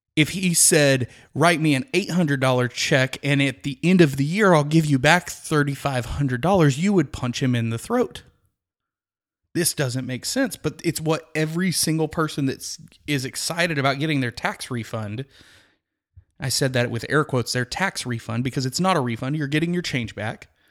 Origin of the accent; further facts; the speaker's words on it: Midland, Texas, United States; I grew up in Midland, Texas, which is about, uh, five hours west of the Dallas-Fort Worth area